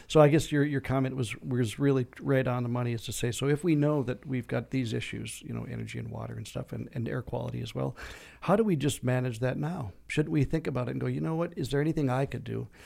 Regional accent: Minnesota, United States; now in Arizona, United States; I grew up in Minnesota

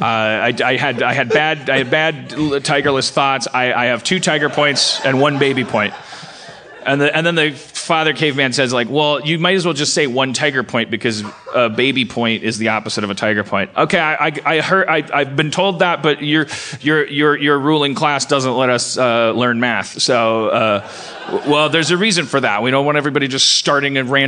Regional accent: Milwaukee, Wisconsin, United States; now in California, United States; I was born in Milwaukee.

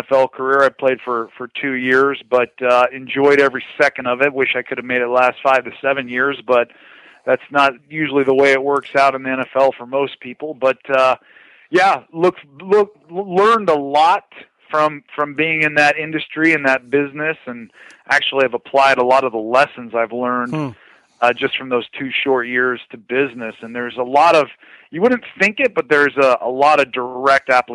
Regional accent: Fresno, California, United States; also born or lived in Connecticut, United States; now in San Diego, United States; I actually grew up in Fresno, California

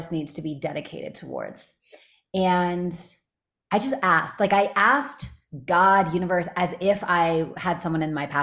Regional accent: Canada; also born or lived in Los Angeles; now in United States; I'm from Canada

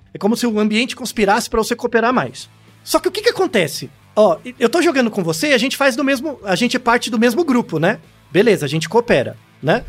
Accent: São Paulo, Brazil; eu nasci em São Paulo

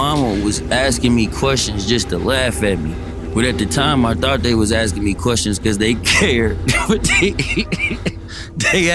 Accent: Berkeley, California, United States; I grew up in Berkeley. Berkeley's a city away over from Oakland

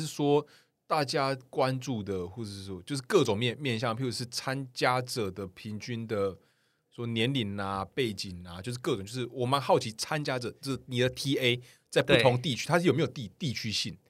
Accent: Kaohsiung, Taiwan; 因为我本身是高雄人

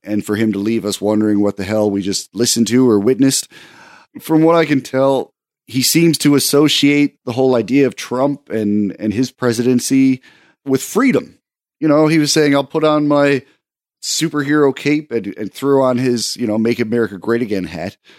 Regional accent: Canada; as a Canadian

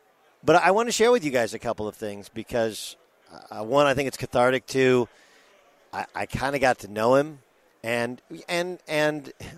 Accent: California, United States; also born or lived in overseas; Like Los Angeles is, Orange County is my hometown

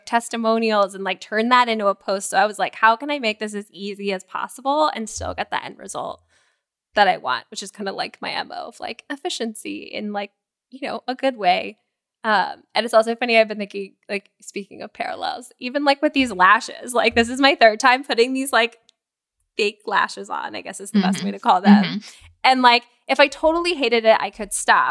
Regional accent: Florida, United States; growing up in Florida

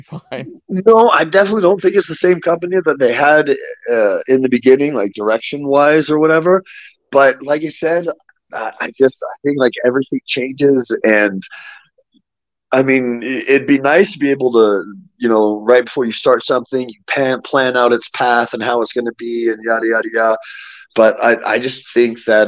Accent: United States; born or raised there; moved away as an adult; now in Mexico City, Mexico

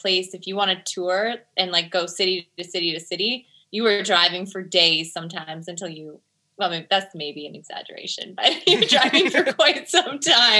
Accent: Calgary, Alberta, Canada; Calgary, because you were thinking Alberta.

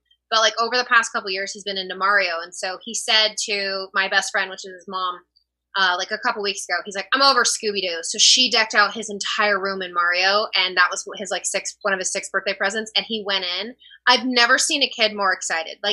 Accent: Texas, United States; I grew up in Texas

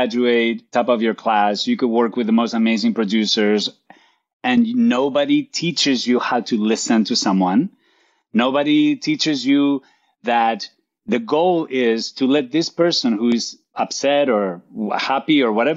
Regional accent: Santander, Cantabria, Spain; English is a second language; moved away as an adult; now in Los Angeles, United States; I was born and raised in Spain. I was raised in northern Spain, in Santander

